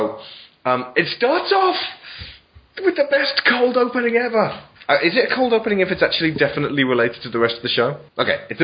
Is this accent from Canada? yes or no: no; United Kingdom; I'm British.